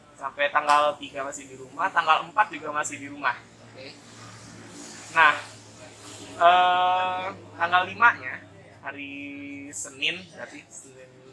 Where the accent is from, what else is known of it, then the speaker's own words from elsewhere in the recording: Jakarta, Indonesia; mereka ketemukan di Jakarta dan jadilah saya orang Jakarta